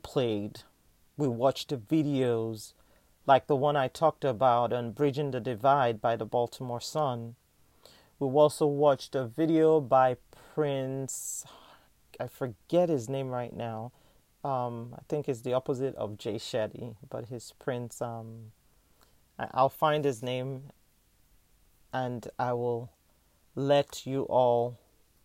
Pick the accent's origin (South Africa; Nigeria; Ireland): Nigeria; now in United States; as a Nigerian American